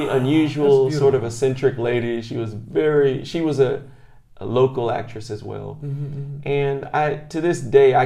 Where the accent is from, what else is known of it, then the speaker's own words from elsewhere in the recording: Clarksville, Tennessee, United States; moved away as an adult; now in Japan; I grew up in Tennessee